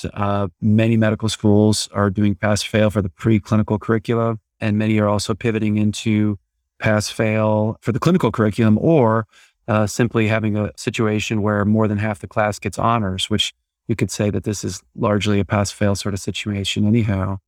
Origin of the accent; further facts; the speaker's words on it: Iowa, United States; moved away as an adult; now in Dallas, United States; I'm originally from Iowa, uh, went to medical school there